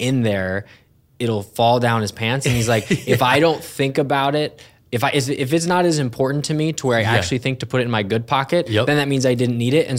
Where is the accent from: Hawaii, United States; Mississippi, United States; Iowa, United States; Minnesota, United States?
Minnesota, United States; not just because I'm also from Minnesota, sharing about the state fair and going out on the lake and everything